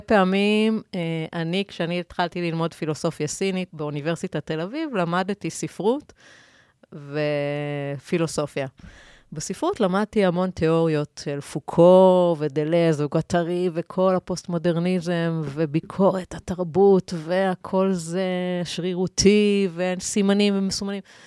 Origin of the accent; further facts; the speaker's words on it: Israel; אנחנו כיהודים ישראלים